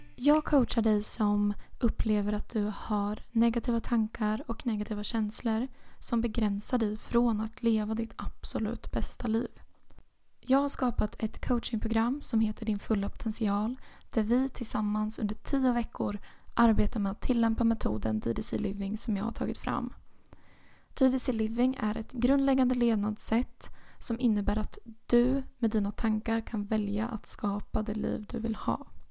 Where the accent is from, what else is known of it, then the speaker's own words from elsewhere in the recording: Motala, Östergötland, Sweden; also born or lived in Uppsala; Motala är min hemstad